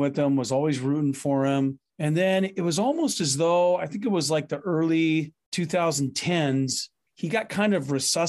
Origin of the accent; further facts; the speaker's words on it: Seattle, Washington, United States; moved away; also born or lived in St. Louis; when I was growing up in North Seattle, my dad had kind of an original man cave